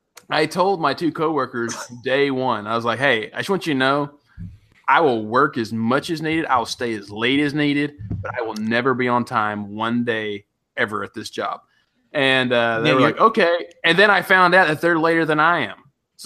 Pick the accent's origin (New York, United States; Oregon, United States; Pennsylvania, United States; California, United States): California, United States; San Diego; It's like, dude, man, we're from San Diego, man.